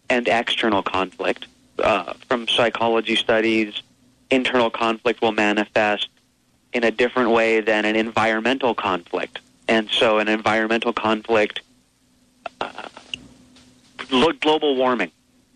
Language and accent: English; Hawaii, United States; I grew up here in Hawaii, and I carry a lineage of Huna